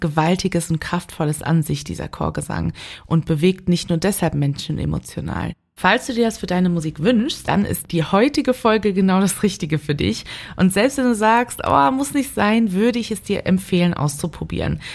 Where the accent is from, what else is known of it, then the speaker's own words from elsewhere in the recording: Cologne, North Rhine-Westphalia, Germany; ich als geborene Kölnerin